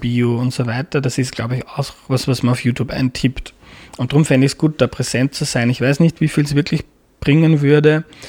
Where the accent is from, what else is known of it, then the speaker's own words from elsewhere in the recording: Mostviertel, Lower Austria, Austria; moved away as an adult; now in Vienna, Austria; Aus Niederösterreich, aus dem Mostviertel